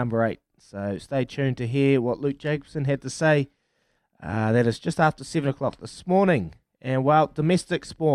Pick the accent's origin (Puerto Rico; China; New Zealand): New Zealand; Hastings, Hawke's Bay; my hometown, Hastings